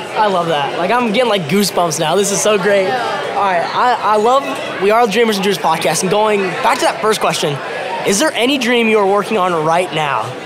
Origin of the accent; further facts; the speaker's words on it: Norman, Oklahoma, United States; my hometown, Norman, Oklahoma.